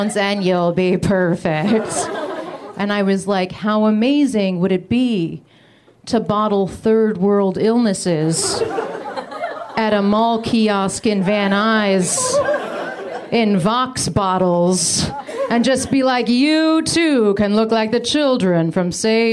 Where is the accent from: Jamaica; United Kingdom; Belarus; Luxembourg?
United Kingdom; moved away; When I was a kid, I grew up in the UK